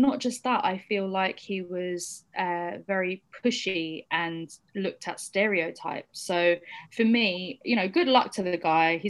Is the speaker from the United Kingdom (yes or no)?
yes; United Kingdom; I also have been born and raised in this country and I'm British.